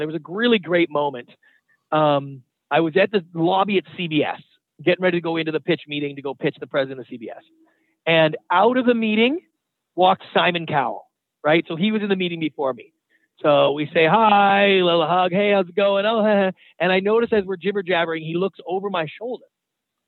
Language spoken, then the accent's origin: English; Canada; moved away as an adult; now in United States; I was born and raised in Canada. I moved down to the United States about 20 years ago.